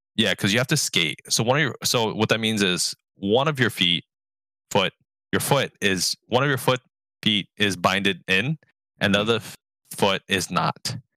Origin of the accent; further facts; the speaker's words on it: New York City, New York, United States; I grew up in New York, New York City public education system